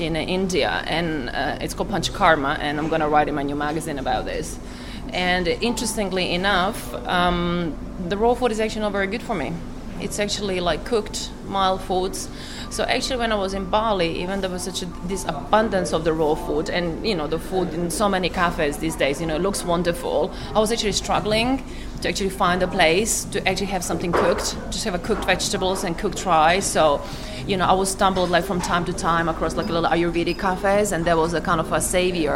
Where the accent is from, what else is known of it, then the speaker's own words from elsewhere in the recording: Croatia; I'm from Croatia